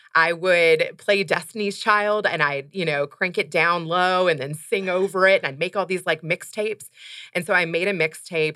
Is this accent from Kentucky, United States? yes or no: yes; Louisville, Kentucky, United States; moved away as an adult; also born or lived in Los Angeles / San Francisco / Silicon Valley; now in Chicago, United States; I grew up in Kentucky